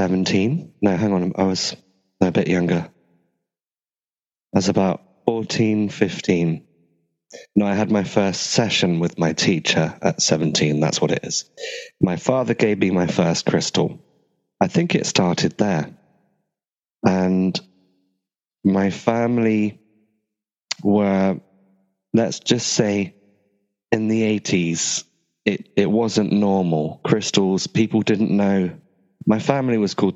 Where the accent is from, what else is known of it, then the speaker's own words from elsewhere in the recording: Glastonbury, South West England, United Kingdom; I'm from Avalon, Glastonbury, otherwise known as the Ancient Isle of Avalon